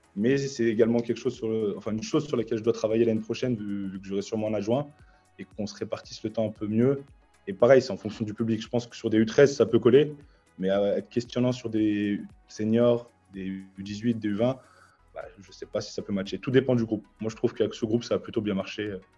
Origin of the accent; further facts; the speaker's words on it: Lyon, Auvergne-Rhône-Alpes, France; j'ai grandi aussi à la Croix-Rouge, je suis né ici.